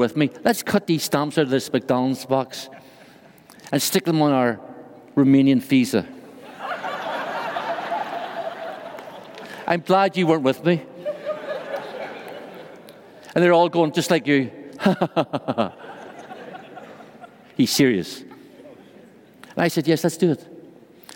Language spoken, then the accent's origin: English; Ireland; accent: Irish; moved away as an adult; now in Brussels, Belgium; Although I'm from Ireland, I live in Brussels, Belgium